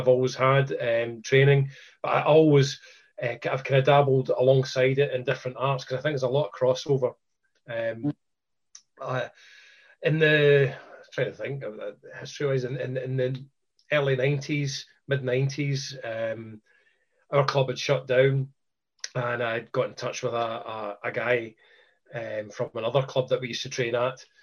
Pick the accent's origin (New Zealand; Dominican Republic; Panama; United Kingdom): United Kingdom; Scotland; Being Scottish